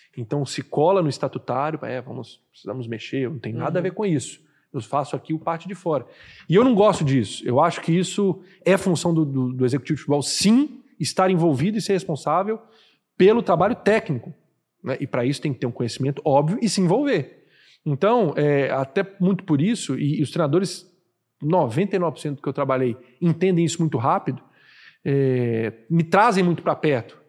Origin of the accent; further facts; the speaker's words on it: Minas Gerais, Brazil; now in Fortaleza, Brazil; como bom mineirinho que sou